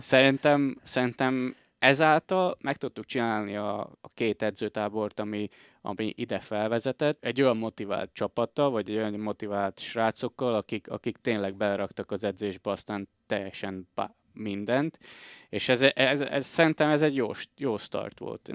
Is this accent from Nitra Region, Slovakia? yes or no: yes; Komárno, Nitra Region, Slovakia; moved away as an adult; now in Bratislava, Slovakia; Komáromba születtem.